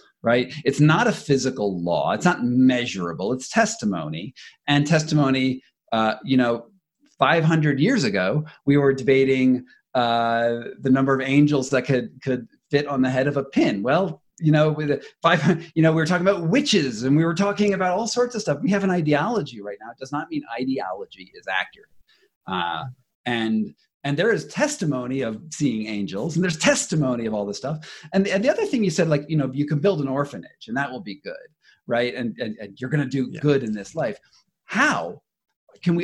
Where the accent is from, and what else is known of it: United States